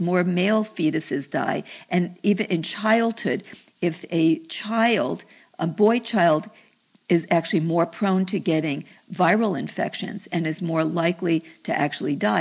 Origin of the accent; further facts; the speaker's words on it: New York, United States; moved away; I came from New York